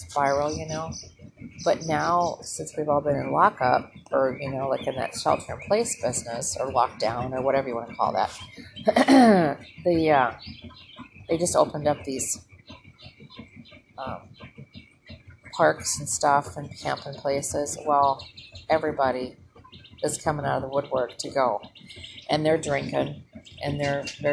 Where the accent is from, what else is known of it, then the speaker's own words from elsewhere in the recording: Minnesota, United States; now in Southern United States; I hail from Minnesota